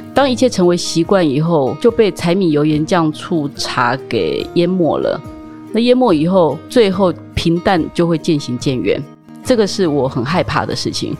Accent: rural Taichung, Taiwan; 我是在台中乡下长大的孩子嗯。但是呢，我们又是属于乡下里面的正职家庭，所以在我母亲当县议员的时候生下我

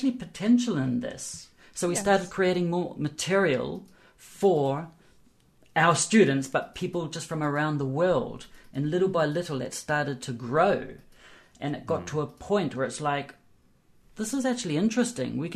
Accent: New Zealand; I'm from New Zealand

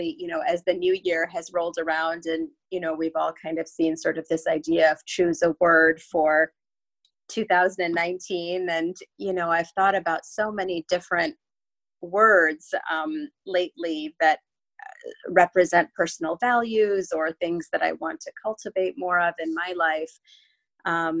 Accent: Chicago, Illinois, United States; moved away as an adult; now in Newport Beach, United States; I'm originally from the Midwest, from Chicago, which is where I grew up

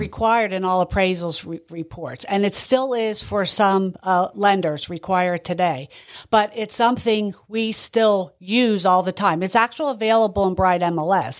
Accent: Boyertown, Pennsylvania, United States; I grew up in the Valley Boyer town

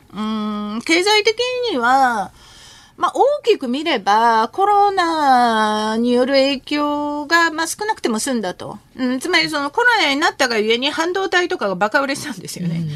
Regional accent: Japan; born or raised there; Japanese is a second language; also born or lived in Seoul, South Korea

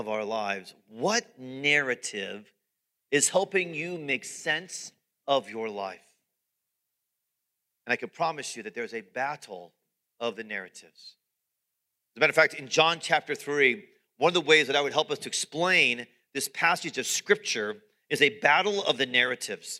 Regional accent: United States; American followers of Jesus

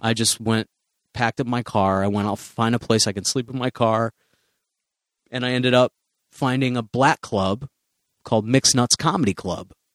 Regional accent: Chicago, Illinois, United States; moved away; also born or lived in Central Florida; I'm from Chicago

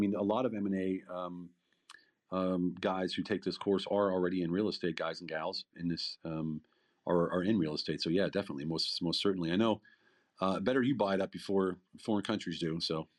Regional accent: Philadelphia, Pennsylvania, United States; moved away as an adult; now in Europe; I'm from Philly.

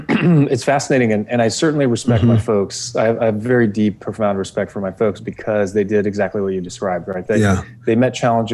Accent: Los Angeles, California, United States; born or raised there; also born or lived in Europe

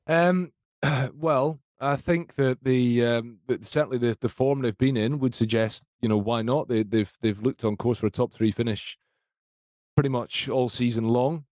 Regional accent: Scotland, United Kingdom; I say this as a Scot, I say this as a Scotsman

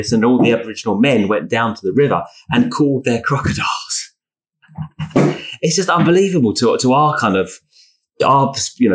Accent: United Kingdom; I'm British

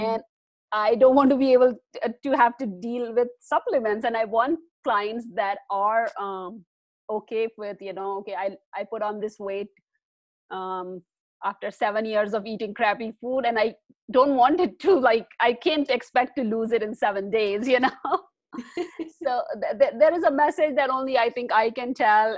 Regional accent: India; moved away as an adult; I am originally from India. I spent most of my life in India.

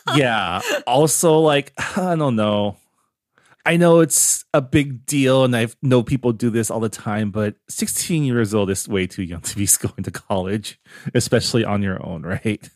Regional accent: San Gabriel Valley, California, United States; growing up, uh, it's not the same now 'cause I moved away from the San Gabriel Valley

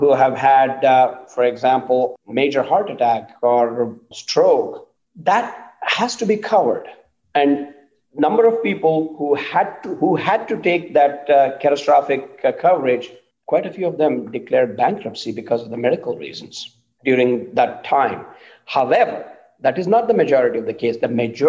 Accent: India; moved away as an adult; now in United States; I grew up in India, and I've been living in this country for 31 years.

